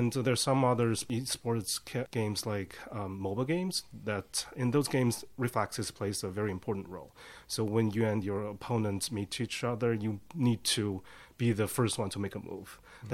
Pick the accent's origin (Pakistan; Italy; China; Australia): China; moved away; I'm from China.